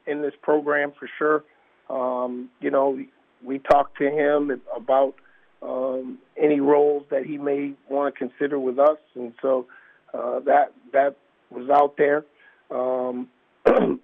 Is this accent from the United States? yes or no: yes; Boston, Massachusetts, United States; now in Savannah, United States; I'm originally from Boston